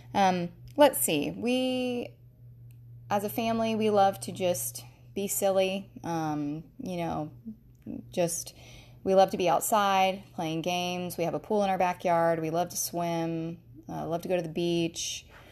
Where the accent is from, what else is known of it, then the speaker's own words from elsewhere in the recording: Jacksonville, Florida, United States; I was born and raised in Jacksonville, Florida. That is where my husband and I are currently living now